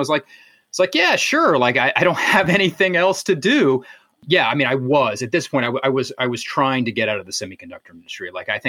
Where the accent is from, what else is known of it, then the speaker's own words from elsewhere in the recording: Virginia, United States; moved away as an adult; I grew up in Virginia